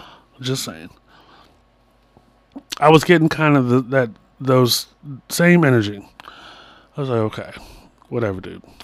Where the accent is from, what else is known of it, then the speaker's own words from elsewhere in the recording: Long Island, New York, United States; I'm from Long Island.